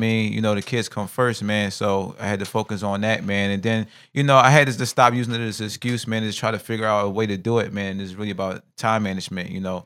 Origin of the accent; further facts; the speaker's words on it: Philadelphia, Pennsylvania, United States; I'm from North Philly section